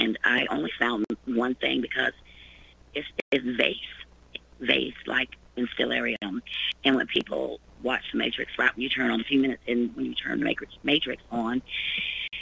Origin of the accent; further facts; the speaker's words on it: Florida, United States; now in Ohio, United States; I'm from Florida, but I'm in Ohio now